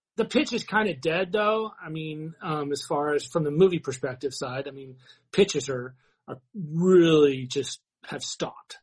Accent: San Diego, California, United States; I was born down in San Diego

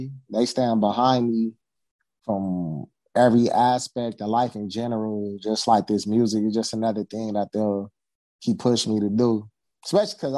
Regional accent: Southern California, United States; I'm from California. Yes, I am. Southern California

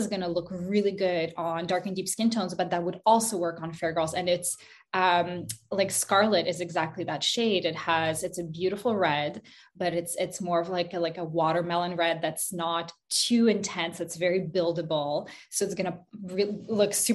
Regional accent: Montreal, Quebec, Canada; also born or lived in Kazakhstan; I moved to Montreal, Canada when I was 5 years old with my mom. We moved from Kazakhstan. And I grew up

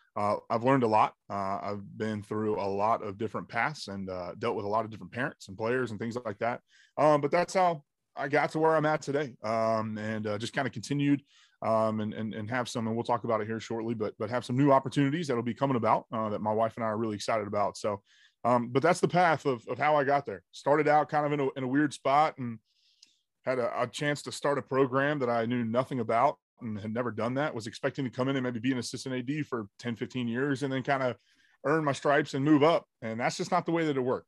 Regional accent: Jacksonville, Florida, United States; born and raised in Jacksonville, Florida.

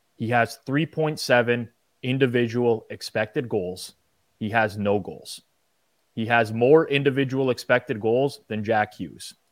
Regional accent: Canada

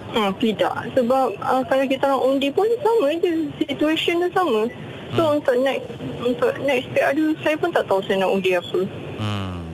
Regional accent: Malaysia; saya sebagai rakyat Malaysia yang masih muda

